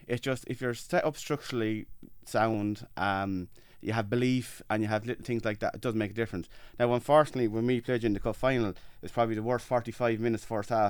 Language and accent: English; Freshford, Leinster, Ireland; from Freshford.